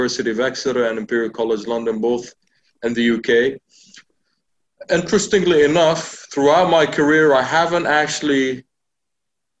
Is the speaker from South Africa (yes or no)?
no; Bahrain; also born or lived in United Kingdom; born and bred here in Bahrain